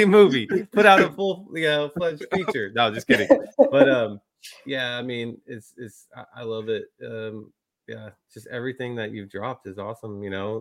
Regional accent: Texas, United States; I'm from Texas

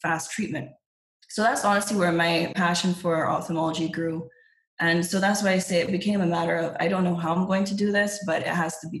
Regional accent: Barbados; moved away as an adult; also born or lived in England; I'm from Barbados. I was born in England, raised in Barbados.

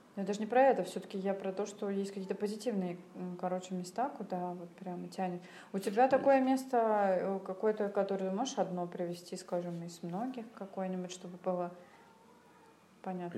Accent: Saint Petersburg, Russia; мы из СПБ

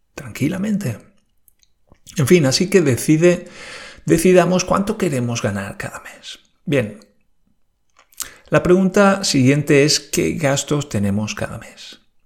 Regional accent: Spain; now in Germany; en España decimos

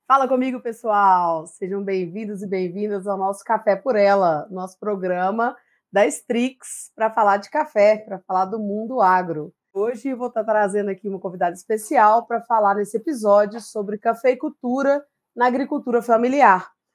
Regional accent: Simonésia, Minas Gerais, Brazil; a gente é natural de Simonésia, é uma pequena cidade na região das Matas de Minas, né? Ao leste do estado de Minas Gerais

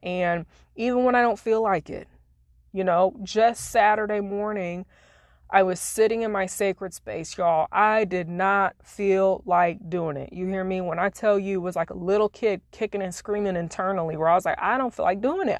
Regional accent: Springfield, Illinois, United States; moved away as an adult; now in Florida, United States; I used to have retreats back in my hometown in Springfield, Illinois, where I used to live

